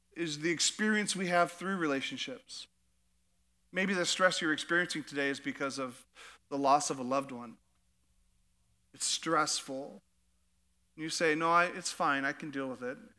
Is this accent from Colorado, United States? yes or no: no; Alaska, United States; now in Idaho, United States; I'm from Alaska